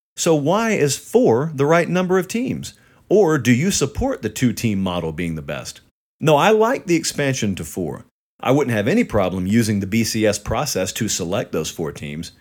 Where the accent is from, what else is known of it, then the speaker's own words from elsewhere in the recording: near Auburn, Alabama, United States; I grew up near Auburn